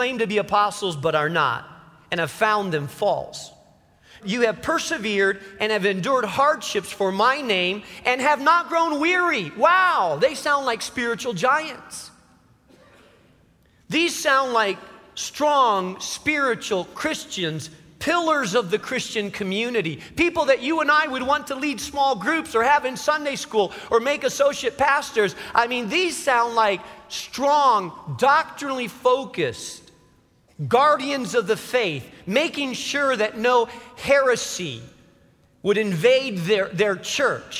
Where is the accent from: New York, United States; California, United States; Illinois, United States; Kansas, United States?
Illinois, United States; Chicago; I was from Chicago